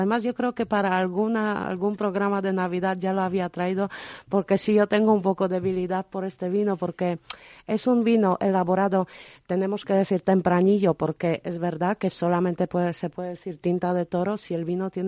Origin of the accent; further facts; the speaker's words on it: Poland; Spanish is a second language; así que soy la polaca esta que sabe